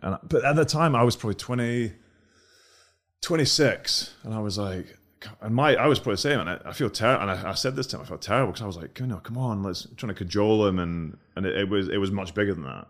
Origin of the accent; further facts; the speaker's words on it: Scotland, United Kingdom; we're from Scotland